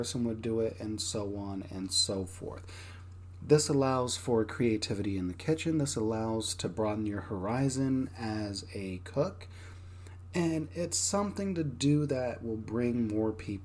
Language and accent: English; Texas, United States; my part of Texas was pretty rough